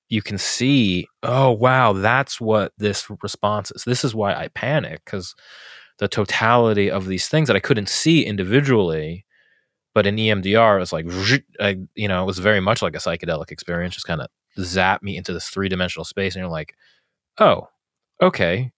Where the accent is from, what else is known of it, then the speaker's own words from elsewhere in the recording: New York City, New York, United States; I grew up in New York City